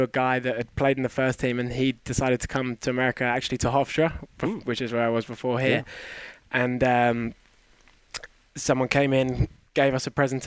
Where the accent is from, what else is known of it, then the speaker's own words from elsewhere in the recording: England, United Kingdom; moved away as an adult; also born or lived in New York; now in United States; growing up in England